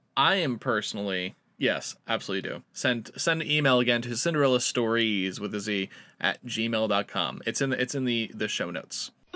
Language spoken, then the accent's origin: English; East Coast, United States; now in Honolulu, United States; I grew up East Coast